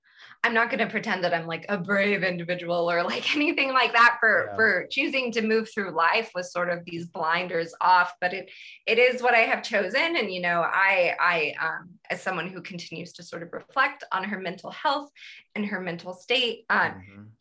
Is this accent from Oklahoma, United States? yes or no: no; Fresno, California, United States; growing up in California in Fresno